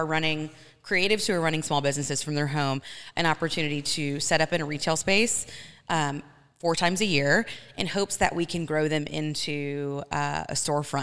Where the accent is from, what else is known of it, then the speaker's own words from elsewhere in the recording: Athens, Georgia, United States; moved away as an adult; also born or lived in Atlanta, Georgia; now in Washington, United States; I'm from Athens, Georgia, but we lived in Atlanta.